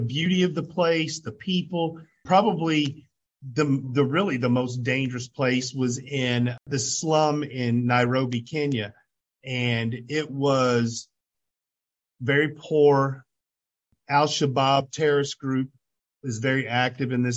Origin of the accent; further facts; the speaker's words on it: Indiana, United States; I was from Indiana